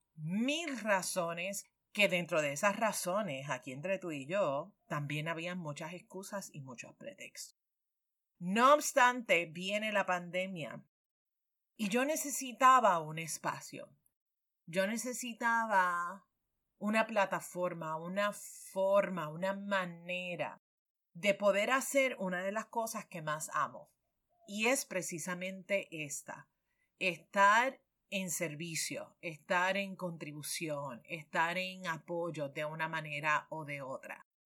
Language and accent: Spanish; Puerto Rico